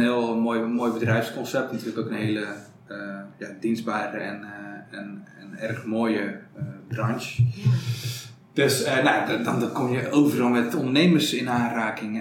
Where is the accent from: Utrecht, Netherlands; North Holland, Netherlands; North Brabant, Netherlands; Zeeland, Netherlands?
North Brabant, Netherlands; Prinsenbeek; accent: Brabant; also born or lived in Breda / Amsterdam; ik kom uit Prensenbeek. Ik woon in Breda. Dat is Noord-Brabant, zoals je weet. En zoals je misschien ook wel hoort